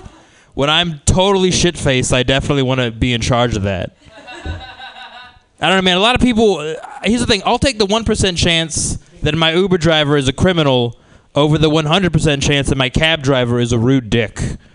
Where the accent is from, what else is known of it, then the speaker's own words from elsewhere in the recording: San Diego, California, United States; Yeah, I'm from San Diego. It's a little bit better than Arizona.